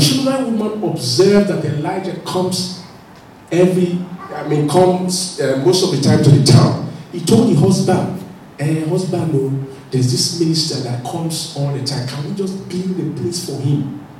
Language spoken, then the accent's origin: English; Nigeria; remember when I first came to this country, I couldn't push the pushchair. I felt, it was new now, I was just coming from Nigeria, I pushed the pushchair.